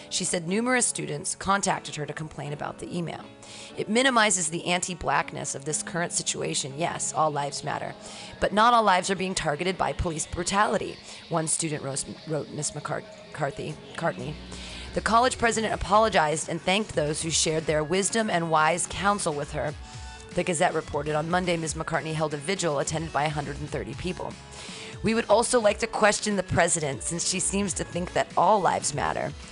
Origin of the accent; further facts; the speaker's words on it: Missouri, United States; is that I'm from Missouri, I know.